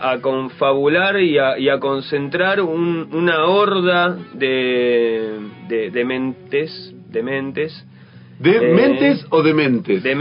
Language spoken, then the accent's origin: Spanish; Buenos Aires, Argentina; born there; No, yo nací en Boedo, eh, barrio de Bardero.